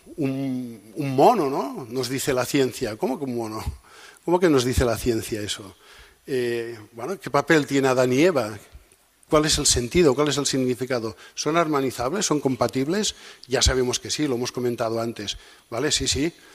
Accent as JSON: {"language": "Spanish", "region": "Catalonia", "country": "Spain", "said": "soy catalán"}